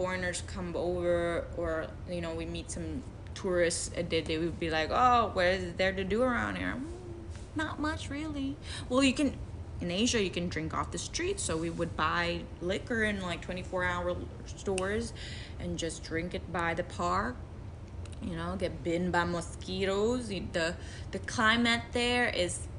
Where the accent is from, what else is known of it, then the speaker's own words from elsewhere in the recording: Macau; also born or lived in Philippines; I was born in Macau